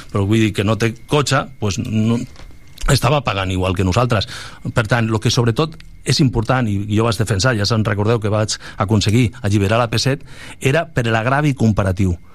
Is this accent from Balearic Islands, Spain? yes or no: yes; Balearic Islands, Spain; moved away; Jo vinc d'allà, de les Balears